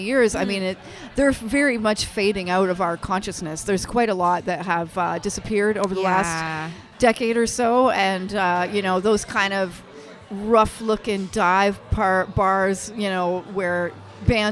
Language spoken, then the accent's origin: English; Windsor, Ontario, Canada; also born or lived in London, Ontario; I was raised in Windsor area, but I spent most of my 20s in London.